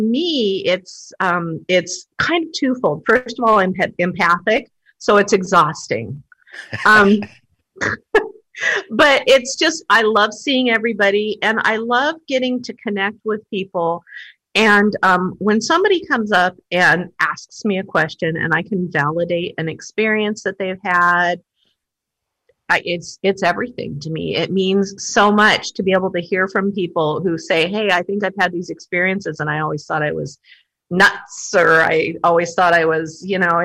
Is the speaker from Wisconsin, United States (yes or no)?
no; Kitsap County, Washington, United States; I'm from Kitsap County originally, and so I was used to the energy of Port Gamble